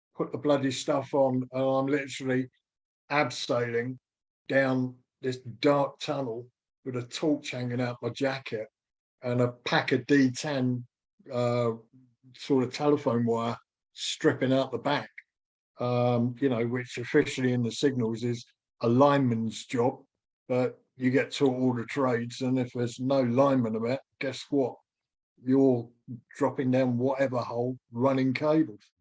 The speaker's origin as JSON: {"language": "English", "country": "United Kingdom", "said": "being British"}